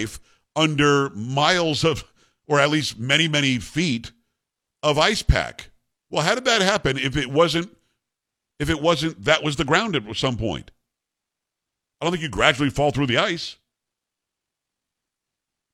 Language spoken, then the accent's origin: English; South Florida, United States; moved away; also born or lived in New York / upstate New York; I grew up in South Florida.